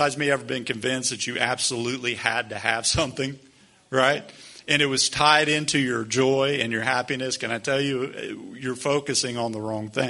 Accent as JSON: {"language": "English", "country": "United States", "said": "as American Christians"}